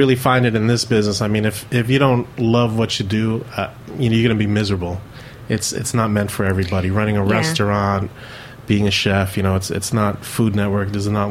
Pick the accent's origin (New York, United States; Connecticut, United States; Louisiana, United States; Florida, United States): New York, United States; New York City; growing up, I was born here in New York City, and my mom's from the Philippines